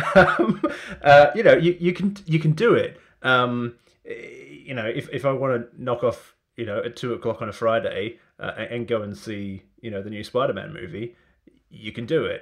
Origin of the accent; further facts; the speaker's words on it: Australia; moved away; I'm originally from Australia